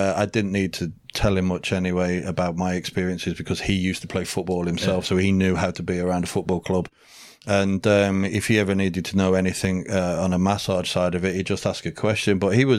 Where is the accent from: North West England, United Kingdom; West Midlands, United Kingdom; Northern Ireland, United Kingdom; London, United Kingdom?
West Midlands, United Kingdom; Birmingham; I am a Brummie lad.